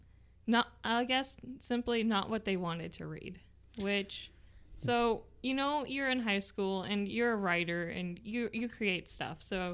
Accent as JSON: {"language": "English", "region": "Nebraska", "country": "United States", "tie": "born or raised there", "also_born_or_lived": "Texas / Iowa", "said": "I grew up between, I was born in Texas, and then we moved to Iowa, and then we moved to Nebraska."}